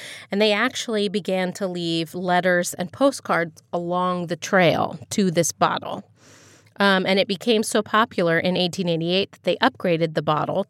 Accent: Ohio, United States; You know, where I grew up in Dartmoor. Just outside of Dayton, Ohio.

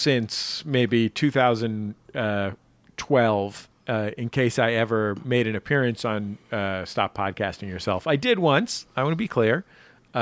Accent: just outside Oakland, California, United States; born or raised there

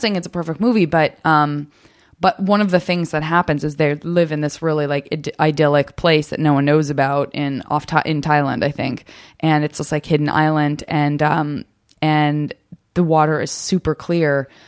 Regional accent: Arizona, United States; I'm from Arizona

